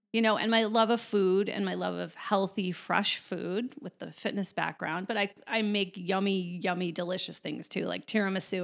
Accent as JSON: {"language": "English", "town": "Chicago", "region": "Illinois", "country": "United States", "said": "I'm originally from Chicago"}